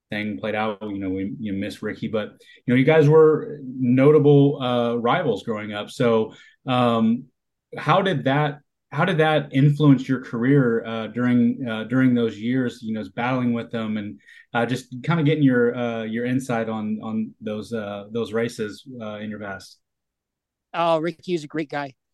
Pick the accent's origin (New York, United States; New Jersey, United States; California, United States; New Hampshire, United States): California, United States; I, I was obviously being from NorCal.